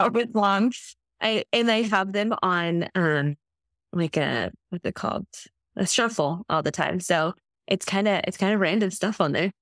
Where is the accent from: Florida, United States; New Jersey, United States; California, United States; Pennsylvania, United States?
California, United States; Santa Barbara County; also born or lived in New Zealand; I grew up in California, Santa Barbara County, which is where I live now.